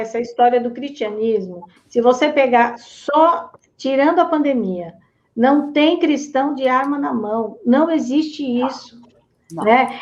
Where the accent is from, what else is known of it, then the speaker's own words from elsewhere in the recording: Americana, São Paulo, Brazil; eu sou lá da cidade de Americana